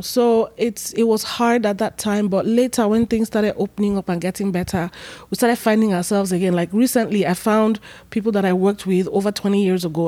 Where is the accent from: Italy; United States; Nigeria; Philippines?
Nigeria; Benin City, Edo; moved away; also born or lived in Lagos / Asaba; I was born and raised in Benin, Edo State